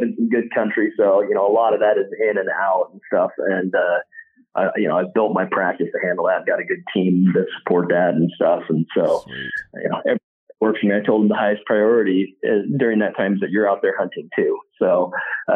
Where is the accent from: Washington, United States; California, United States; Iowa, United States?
Washington, United States; Eastern Washington State, United States; I grew up in Eastern Washington State.